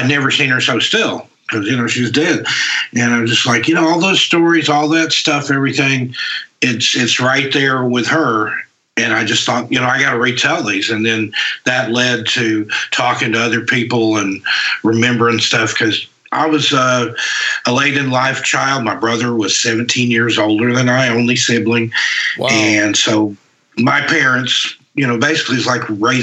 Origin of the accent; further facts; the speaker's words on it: East Tennessee, United States; now in West Coast, United States; I'm from East Tennessee, grew up there out on the West Coast now.